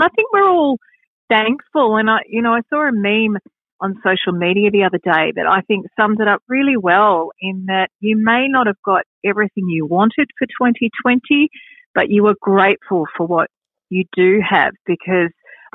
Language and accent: English; Wangaratta, Victoria, Australia; moved away as an adult; also born or lived in Yarraville; now in Wyndham Vale, Australia; my husband and I are both country born and bred. We're from Wangaratta in the States Northeast